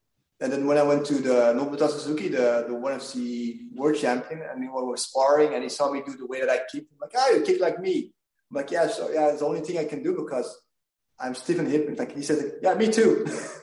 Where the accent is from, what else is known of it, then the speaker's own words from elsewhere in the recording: Belgium; I'm from Belgium